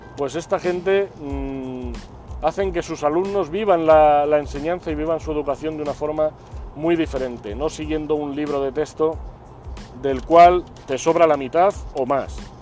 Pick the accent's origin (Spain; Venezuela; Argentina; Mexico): Spain; aquí en España